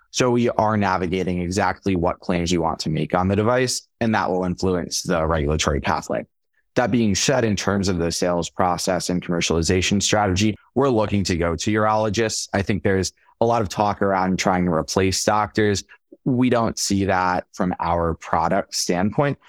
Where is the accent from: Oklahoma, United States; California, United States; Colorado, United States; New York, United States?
New York, United States; Long Island; moved away as an adult; also born or lived in Atlanta, Georgia; I'm originally from Long Island, New York